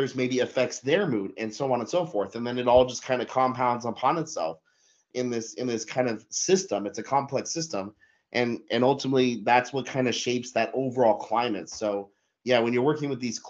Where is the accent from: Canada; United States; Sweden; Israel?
United States; Denver, Colorado; moved away as an adult; now in Germany; I grew up in Denver, Colorado, and I love Denver, Colorado, but I spent my whole life living there.